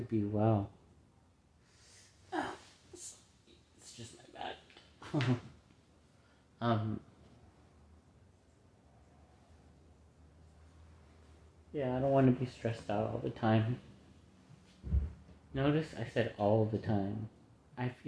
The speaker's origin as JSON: {"language": "English", "country": "United States", "said": "we're all American here"}